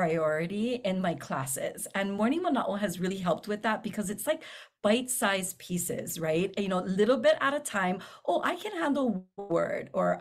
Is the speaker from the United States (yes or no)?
yes; Hawaii, United States; I live here or because I'm Hawaiian